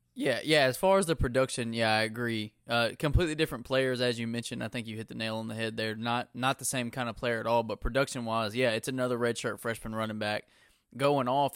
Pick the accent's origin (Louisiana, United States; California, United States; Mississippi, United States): Mississippi, United States; I'm from Mississippi, too